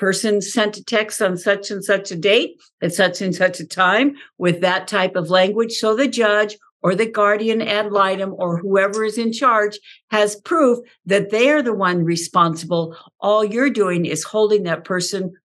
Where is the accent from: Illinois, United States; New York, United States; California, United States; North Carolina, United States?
California, United States; Southern; I grew up in Southern California on a horse